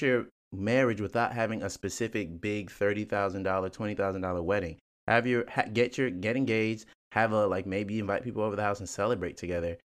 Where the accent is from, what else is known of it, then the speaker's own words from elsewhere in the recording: Nigeria; I'm Nigerian